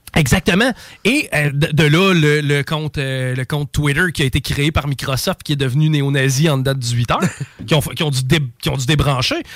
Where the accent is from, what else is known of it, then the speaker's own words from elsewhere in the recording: Canada; en tant que Canadien